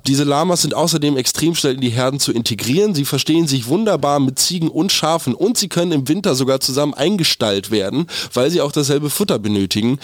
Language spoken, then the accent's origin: German; Germany; Wir haben irgendwie als Deutsche